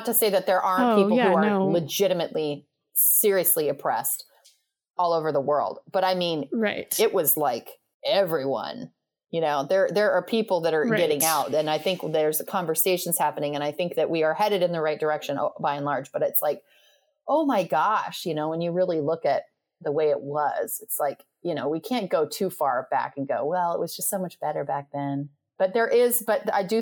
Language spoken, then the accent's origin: English; Western United States, United States; where we were raised in the Western United States